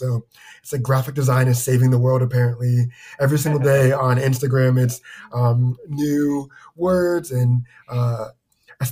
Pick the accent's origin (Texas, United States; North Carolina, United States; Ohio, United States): Ohio, United States; Cincinnati; also born or lived in Centreville, Virginia / Vermont / Kent, Ohio; now in Columbus, United States; Spent most of my time in the suburbs of Cincinna